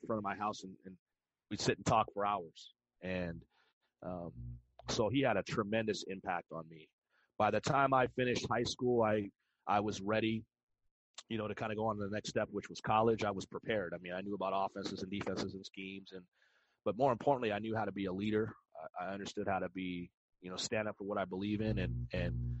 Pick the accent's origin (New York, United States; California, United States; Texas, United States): California, United States; La Puente; I was born and raised in La Puente, California